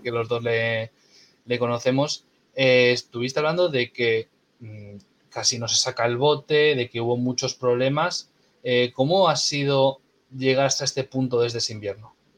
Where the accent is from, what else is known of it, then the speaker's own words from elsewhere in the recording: Castro Urdiales, Cantabria, Spain; soy de Castro